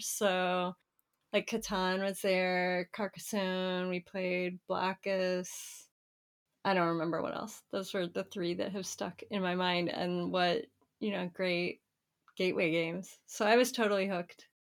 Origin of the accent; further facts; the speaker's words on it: Florida, United States; I grew up in Florida